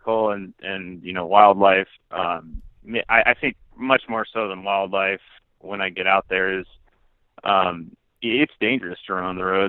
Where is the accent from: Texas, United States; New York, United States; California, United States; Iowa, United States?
Iowa, United States; central; my hometown again, in central Iowa